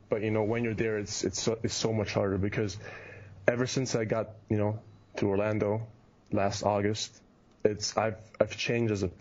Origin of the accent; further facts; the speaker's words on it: Kitchener, Ontario, Canada; born there; also born or lived in Germany; I was born in Canada. I was born in Kitchener, which is an hour, hour from Toronto, and so I'm basically Canadian, but lived in Germany for 15 years.